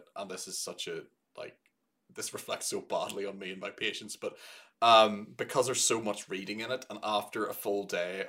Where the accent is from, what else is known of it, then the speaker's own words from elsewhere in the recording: Northern Ireland, United Kingdom; my hometown in Northern Ireland